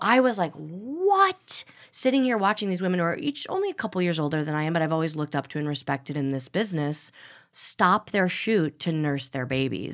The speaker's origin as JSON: {"language": "English", "region": "Midwest", "country": "United States", "moved": "yes", "lives_now": "Los Angeles, United States", "said": "I'm also from the Midwest"}